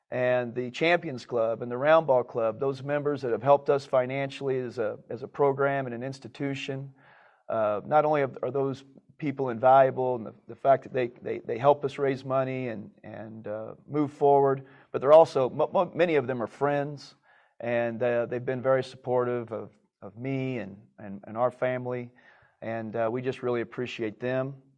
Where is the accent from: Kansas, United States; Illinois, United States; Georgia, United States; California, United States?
Kansas, United States; growing up in Kansas